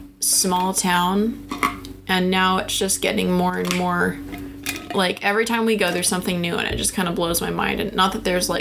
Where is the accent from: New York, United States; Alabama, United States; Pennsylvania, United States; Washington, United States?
Washington, United States; I'm from Washington.